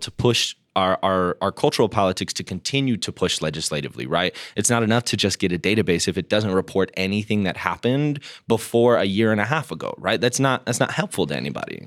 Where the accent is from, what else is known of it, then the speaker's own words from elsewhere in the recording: Denver, Colorado, United States; when I was growing up in Denver, we identified as like the West Coast.